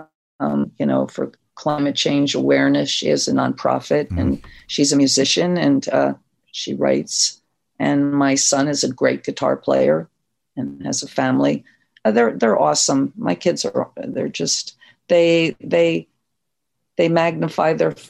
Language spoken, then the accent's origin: English; New Jersey, United States; moved away; also born or lived in New York; I was from South Jersey